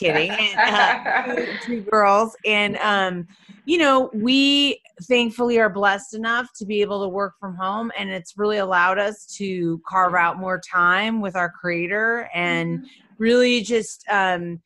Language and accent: English; Detroit, Michigan, United States; moved away as an adult; also born or lived in New York City; now in San Francisco Bay Area, United States; I'm originally from the Midwest. So I'm from Detroit, Michigan